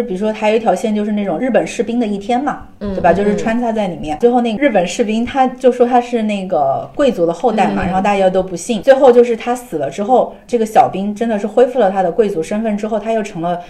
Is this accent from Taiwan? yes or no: no; China; 作为中国人